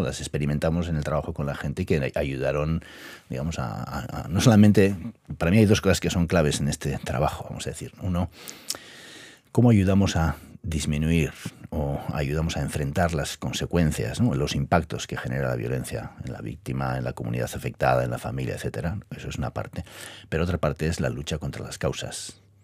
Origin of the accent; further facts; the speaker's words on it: Basque Country, Spain; yo vengo del País Vasco